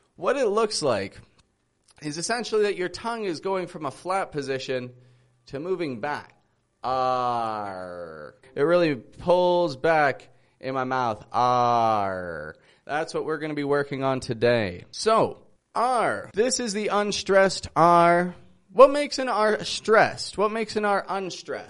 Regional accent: Toronto, Ontario, Canada; I'm from Toronto, Canada

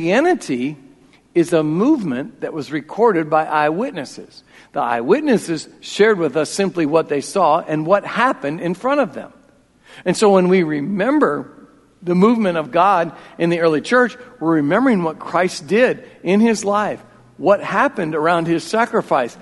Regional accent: Iowa, United States; I'm from Iowa

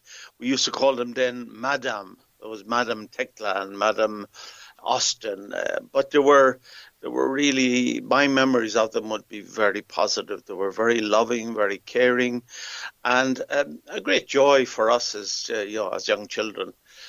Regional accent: Athlone, Leinster, Ireland; moved away as an adult; also born or lived in Africa; I come from Athlone. I was born and reared here, and I often tell people I'm a real Athlone man because my mother was from Coosum, which is on the Leinster side. My father was from Clannown, which is on the Connacht side.

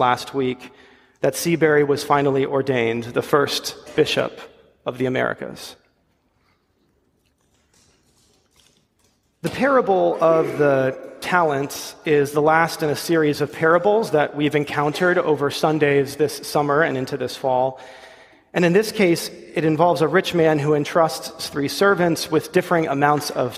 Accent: Ledyard, Connecticut, United States; moved away; my hometown, Ledyard, Connecticut

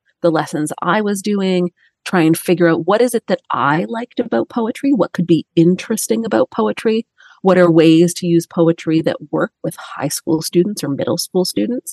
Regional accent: Toronto, Ontario, Canada; I'm from Toronto, Canada

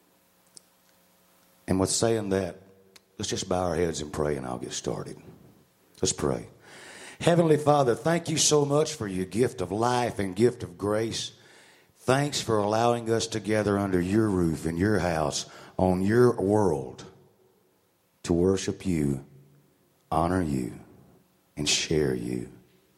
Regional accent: Mississippi, United States; born or raised there; also born or lived in Mobile, Alabama

